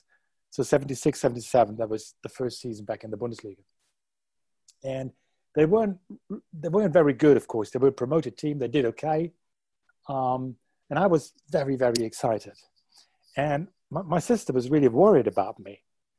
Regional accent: Unna, North Rhine-Westphalia, Germany; also born or lived in Dortmund; we moved away from Dortmund when I was about a year old. And we moved to a smaller town nearby called Unna.

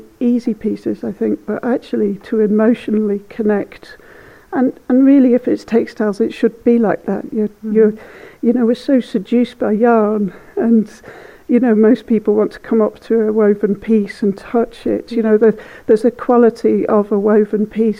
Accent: Sulby, Isle of Man; moved away; also born or lived in Mongolia; I grew up in Sulby, so not quite on the sea.

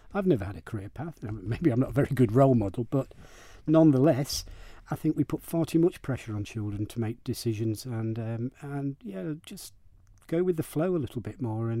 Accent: Lancashire, North West England, United Kingdom; now in Isle of Man; I was born in Lancashire. So I'm a Red Rose Lancashire hot pot.

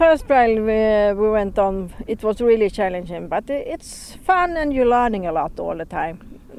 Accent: Sweden; I'm from Sweden

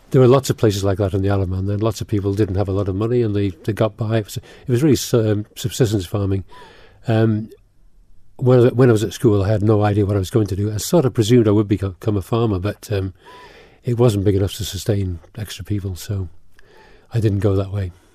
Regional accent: Isle of Man; also born or lived in England; I came as a four-year-old, four or five-year-old. So I've been here since I was four or five, but I still am not Manx

